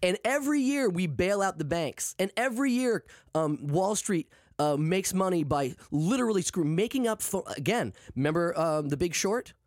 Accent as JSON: {"language": "English", "area": "an hour north of Bangor", "region": "Maine", "country": "United States", "tie": "born or raised there", "said": "I'm from Maine."}